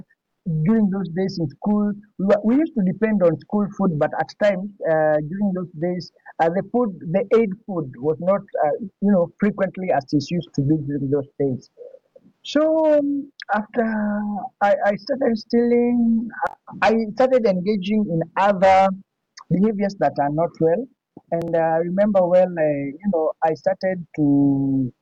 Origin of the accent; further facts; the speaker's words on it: Nairobi, Kenya; I'm all from Kenya